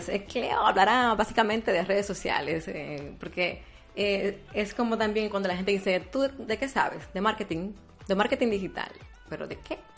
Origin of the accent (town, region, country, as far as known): Dominican Republic